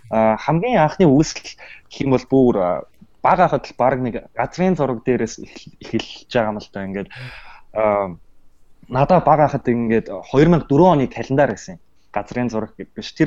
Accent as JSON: {"language": "Mongolian", "country": "Mongolia", "moved": "as an adult", "lives_now": "United States"}